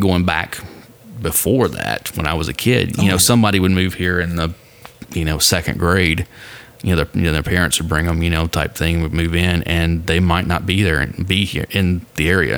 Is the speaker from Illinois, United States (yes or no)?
no; Nashville, Tennessee, United States; Like, oh, I'm from Nashville. Like, no, originally. I'm like, no, I'm from here.